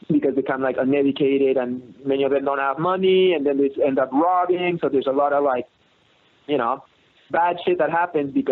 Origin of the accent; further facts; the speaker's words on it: Canada; I'm from Canada, where you know we judge each other.